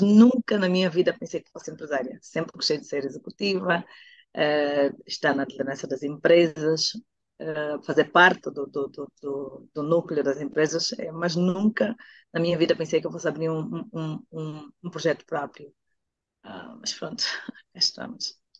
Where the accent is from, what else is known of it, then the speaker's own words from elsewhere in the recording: Angola; also born or lived in Portugal / Netherlands; now in Luanda, Angola; a minha terra chamada Angola